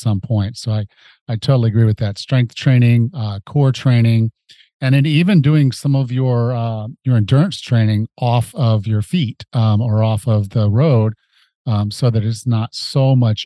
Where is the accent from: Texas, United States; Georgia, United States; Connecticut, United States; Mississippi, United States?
Mississippi, United States; I was from Mississippi